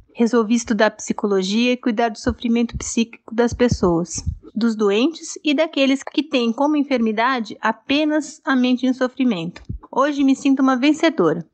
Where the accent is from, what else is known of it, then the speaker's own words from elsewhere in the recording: São Paulo, Brazil; sou de São Paulo, aqui da capital